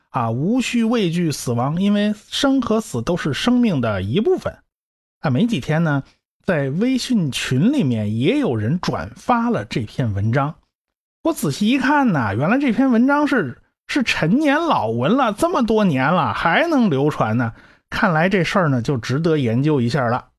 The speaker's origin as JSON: {"language": "Chinese", "country": "China", "said": "我们中国人"}